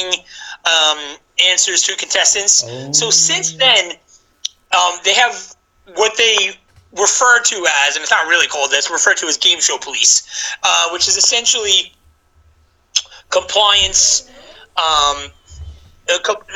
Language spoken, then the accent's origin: English; New York, United States; moved away; also born or lived in Orlando, Florida; I'm from New York, as I mentioned, and you can tell by my accent